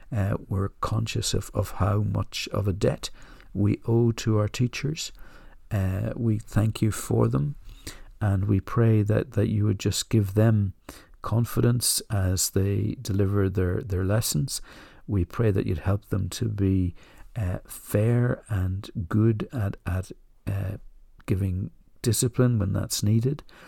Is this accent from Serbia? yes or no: no; Ireland; moved away; I grew up in the Republic of Ireland